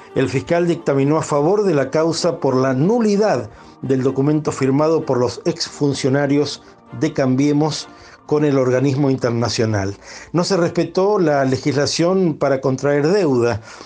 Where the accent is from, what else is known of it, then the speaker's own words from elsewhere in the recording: Argentina; millones de argentinos